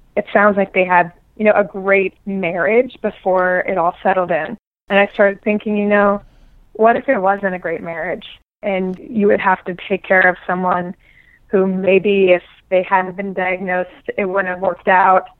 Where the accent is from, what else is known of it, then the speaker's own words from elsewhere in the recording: Omaha, Nebraska, United States; also born or lived in New York City; now in New York, United States; I grew up in Omaha, Nebraska